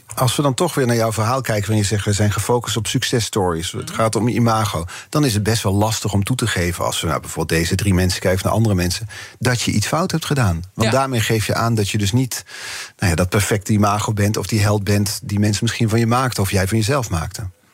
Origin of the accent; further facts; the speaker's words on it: Netherlands; als Nederlanders